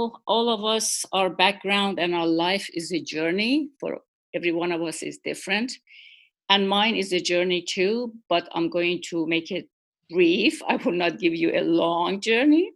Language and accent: English; Iran; moved away as an adult; also born or lived in Shiraz, Iran; now in Washington, D.C., United States; I was born in Iran, and my early education, which was nursing, and I got a degree, bachelor's degree in nursing, that was in Iran, in Pahlavi University, in the city of Shiraz